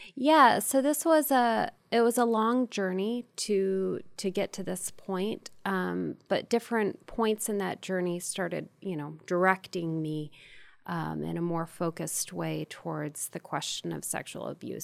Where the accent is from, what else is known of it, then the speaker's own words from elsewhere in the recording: Ohio, United States; I'm from the Midwest, from the great state of Ohio.